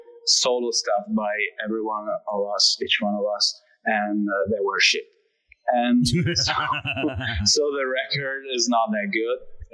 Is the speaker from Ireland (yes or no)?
no; Italy; English is a second language; because I'm Italian, so my accent is just changing every word.